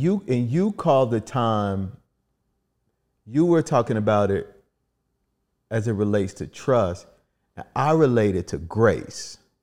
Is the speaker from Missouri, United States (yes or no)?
yes; Kansas City, Missouri, United States; moved away as an adult; also born or lived in Virginia; now in Washington, D.C., United States; I'm originally from Kansas City.